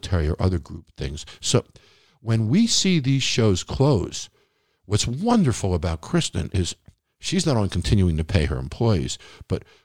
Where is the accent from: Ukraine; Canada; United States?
United States; Long Island, New York; moved away as an adult; also born or lived in Manhattan; now in Nevada, United States; I grew up on Long Island. So throughout my whole childhood, we went to at least a show a month